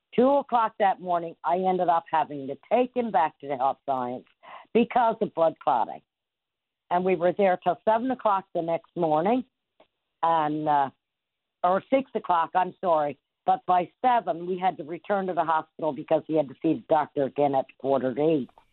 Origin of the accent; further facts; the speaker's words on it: Trinity Bay, Newfoundland and Labrador, Canada; I'm from Trinity Bay